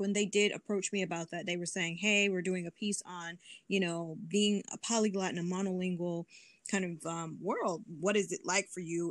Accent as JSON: {"language": "English", "town": "Detroit", "region": "Michigan", "country": "United States", "tie": "born or raised there", "said": "growing up in Detroit, we uh, went, me and my siblings, we went to Detroit public schools"}